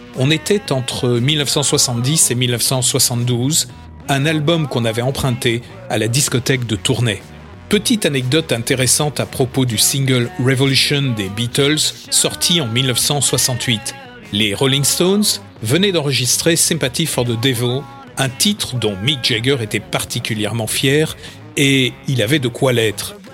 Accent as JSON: {"language": "French", "town": "Châtillon", "country": "France", "said": "chez nous à Châtillon"}